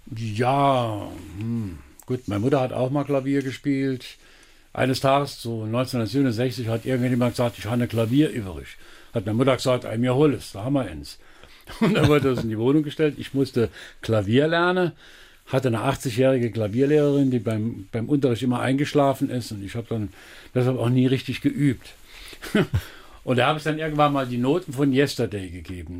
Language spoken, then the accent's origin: German; Elversberg, Saarland, Germany; Geboren bin ich natürlich in Elversberg